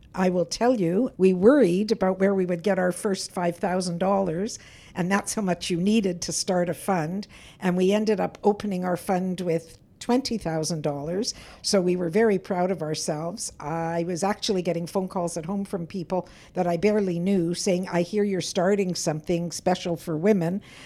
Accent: Winnipeg, Manitoba, Canada; I grew up in Winnipeg's North End

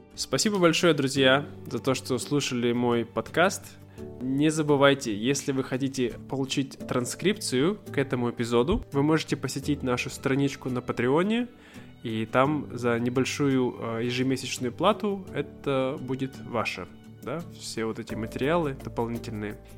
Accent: Siberia, Russia; я из Сибири, и мы очень быстро говорим в Сибири

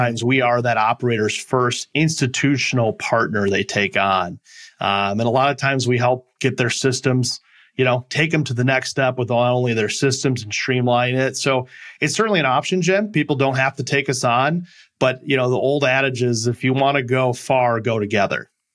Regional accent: Midwest, United States; moved away as an adult; also born or lived in California / Milwaukee; I'm originally from the Midwest and came back

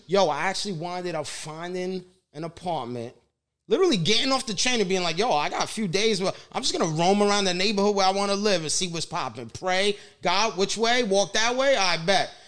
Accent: New York City, New York, United States; Growing up in the Bronx, you know, and um, just very Italian neighborhood

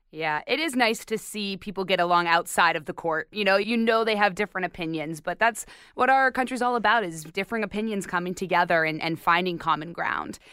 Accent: Arizona, United States; I'm from Arizona

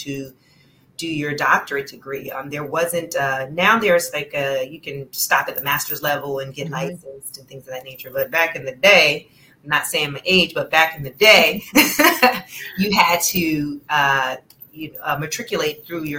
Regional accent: Newark, New Jersey, United States; I am originally from Newark, New Jersey. That's where I was born and raised

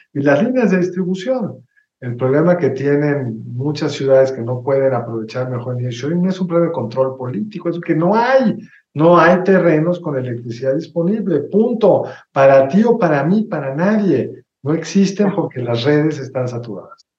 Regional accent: Mexico; como mexicanos nunca hemos experimentado otra cosa

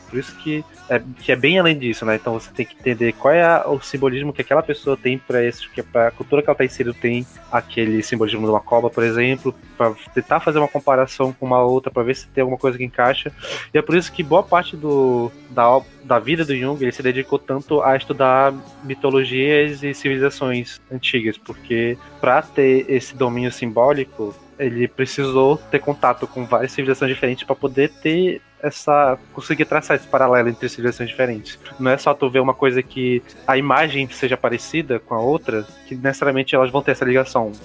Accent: Amazonas, Brazil; accent: amazonense; a palavra que a gente consegue mais ver o sotaque amazonense é quando a gente fala sensação

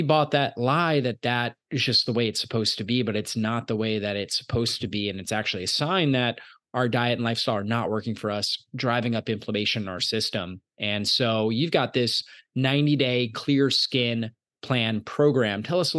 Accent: United States; growing up in America in the 80s, 90s, 2000s

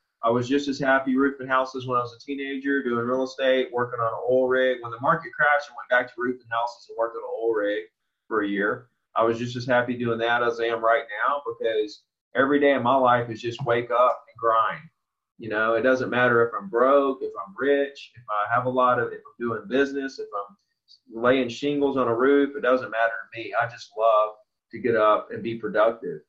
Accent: Orange Beach, Alabama, United States; I grew up right here in Orange Beach, Gulf Shores, Alabama.

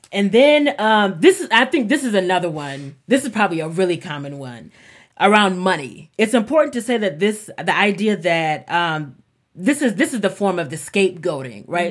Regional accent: the South, United States; growing up in the South

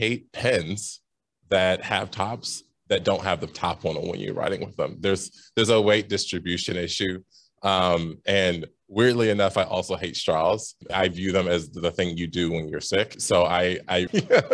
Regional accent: Ohio, United States; moved away as an adult; also born or lived in Indiana; now in Chicago, United States; I'm a Midwesterner. I grew up in Ohio, went to school in Indiana, came here to Chicago in the great year of 2008

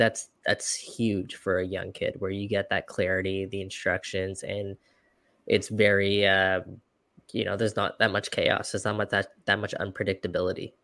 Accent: Toronto, Ontario, Canada; we're from Toronto

